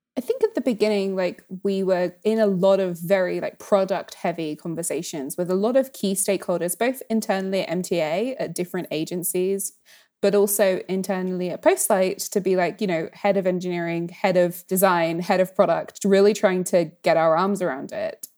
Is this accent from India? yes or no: no; United Kingdom; especially as a British person